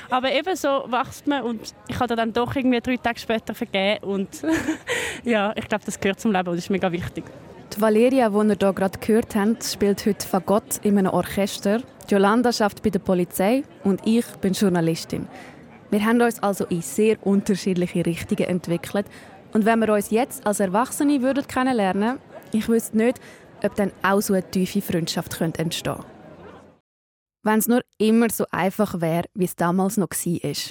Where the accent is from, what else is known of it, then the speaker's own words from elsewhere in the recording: Brugg, Aargau, Switzerland; Ich bin in meinem Geburtsort Bruck, am Jugendfest.